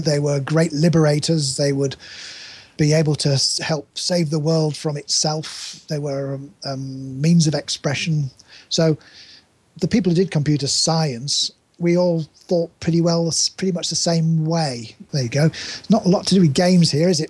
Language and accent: English; Yorkshire and the Humber, United Kingdom; I grew up in East Yorkshire